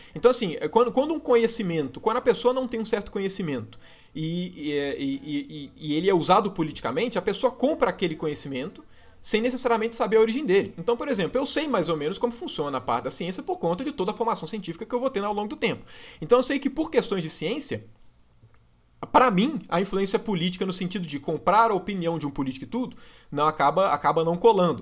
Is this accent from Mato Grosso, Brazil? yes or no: no; Minas Gerais, Brazil; accent: mineiro